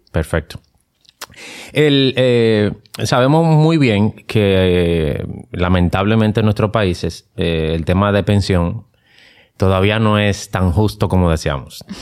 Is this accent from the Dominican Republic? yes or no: yes; Dominican Republic; Nosotros como dominicanos estamos, no estamos acostumbrados a exigir nuestros ah. derechos